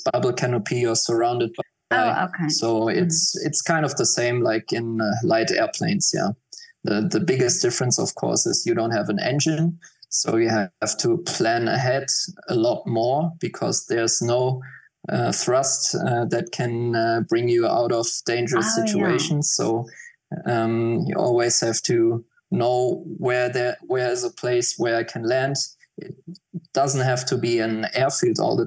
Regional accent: Mainz, Rhineland-Palatinate, Germany; I grew up quite close to Frankfurt Airport

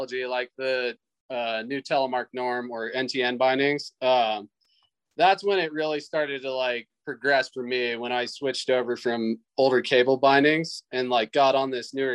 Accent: United States; I grew up in the Lake Tahoe area

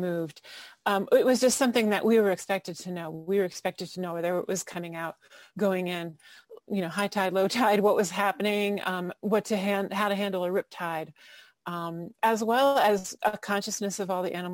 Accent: Fairfield, Connecticut, United States; also born or lived in Ocean City, Maryland; I grew up in Fairfield, Connecticut, and in Ocean City, Maryland.

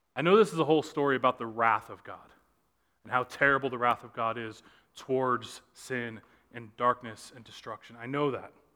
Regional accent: Southern California, United States; I grew up in Southern California

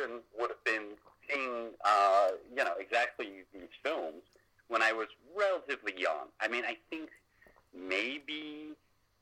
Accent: United States; as an American

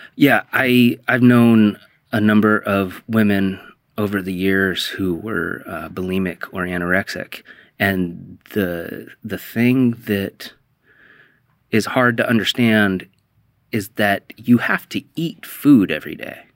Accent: The Dalles, Oregon, United States; now in Portland, United States; you and I grew up in the Dalles

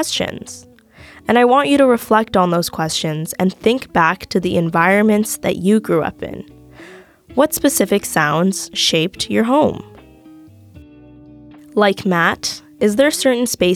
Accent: Vancouver, British Columbia, Canada; moved away as an adult; now in Ottawa, Canada; my experience growing up in Vancouver

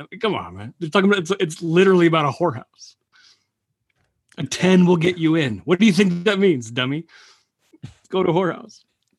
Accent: the Northwest, Pacific Northwest, United States; growing up in the Northwest

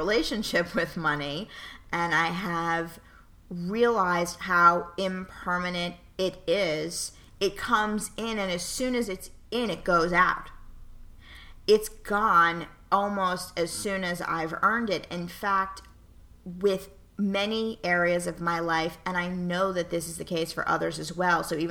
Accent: New York City, New York, United States; moved away as an adult; also born or lived in Pittsburgh; born and raised in New York City

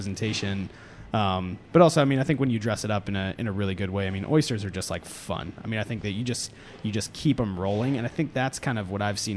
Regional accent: Florida, United States; also born or lived in Boston; now in Atlanta, United States; I grew up eating oysters in Florida

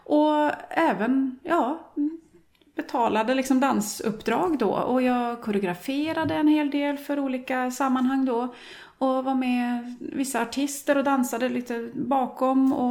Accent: Norway; Swedish is a second language; also born or lived in Sweden; now in Gothenburg, Sweden; jag är ju norsk då, som ni kanske redan har hört.

